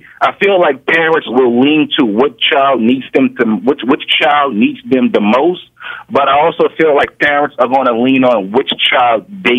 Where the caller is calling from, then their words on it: New Orleans, Louisiana, United States; I'm calling from New Orleans. How you guys doing today?